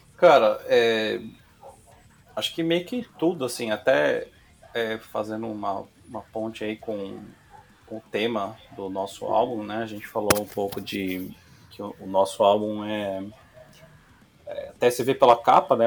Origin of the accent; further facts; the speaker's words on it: Piracicaba, São Paulo, Brazil; eu sou do interior de Piracicaba, né? Minha mãe também, uhum. família simples